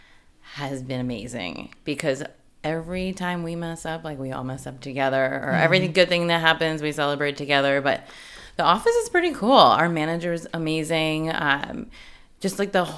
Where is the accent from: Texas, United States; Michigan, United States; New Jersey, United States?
New Jersey, United States; moved away as an adult; also born or lived in West Virginia; now in San Diego, United States; I grew up my whole life in Jersey